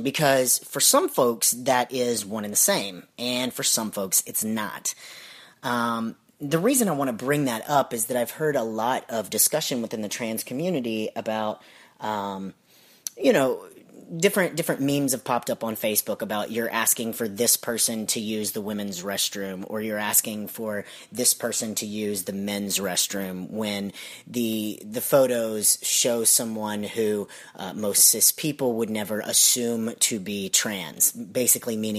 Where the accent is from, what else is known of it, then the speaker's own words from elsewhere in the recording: Alabama, United States; now in Georgia, United States; I'm originally from Alabama